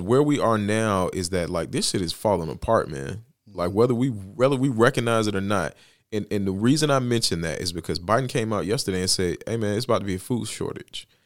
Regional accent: Bessemer, Alabama, United States; my hometown is where kind of ground zero is for the fight for Amazon. Best Man, Alabama

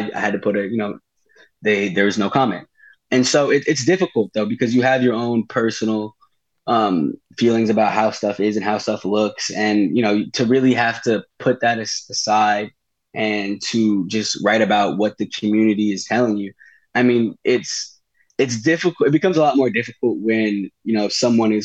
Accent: Delaware, United States; I'm from Delaware

